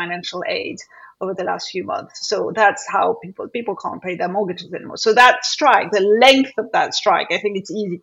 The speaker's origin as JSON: {"language": "English", "town": "Paris", "region": "Île-de-France", "country": "France", "tie": "born or raised there", "moved": "yes", "lives_now": "United Kingdom", "said": "having grown up in France"}